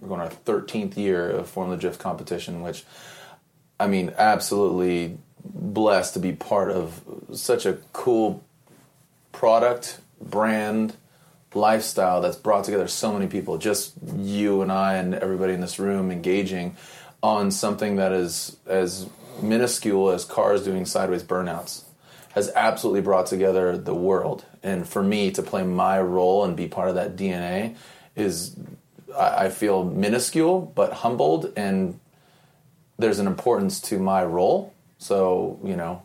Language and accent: English; San Diego, California, United States; born or raised there; also born or lived in Sunnyvale, California / Cupertino, California